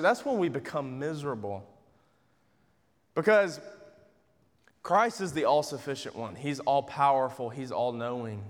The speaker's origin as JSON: {"language": "English", "region": "Georgia", "country": "United States", "said": "I'm from Georgia"}